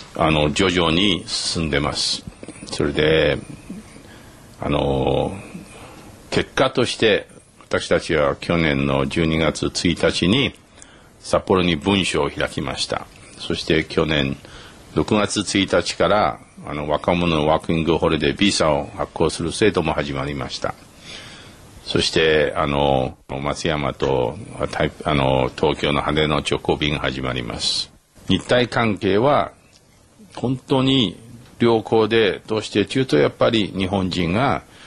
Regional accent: Taiwan; Japanese is a second language; moved away as an adult; also born or lived in Taipei; now in Tokyo, Japan

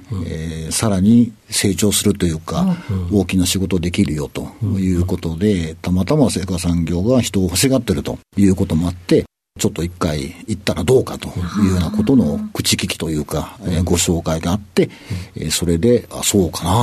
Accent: Aichi, Japan; えー、愛知県でございます。

